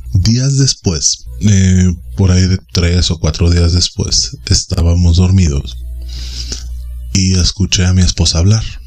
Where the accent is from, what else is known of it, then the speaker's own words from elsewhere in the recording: Mexico City, Mexico; Yo soy originario de la Ciudad de México y habito en la periferia.